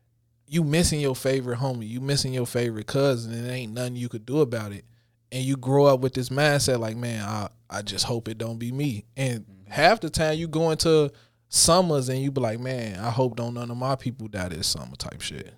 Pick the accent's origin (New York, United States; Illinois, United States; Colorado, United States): Illinois, United States; because I grew up, I was born in the Robert Taylor's. Mm-hmm. From there, we moved on 73rd and Evans. From 73rd and Evans, we moved to 81st and Harper.